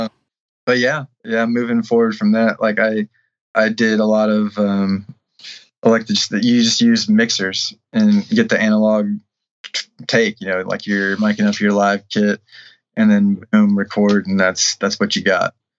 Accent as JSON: {"language": "English", "town": "Shipshewana", "region": "Indiana", "country": "United States", "tie": "born or raised there", "said": "I grew up in Shipshewana, Indiana"}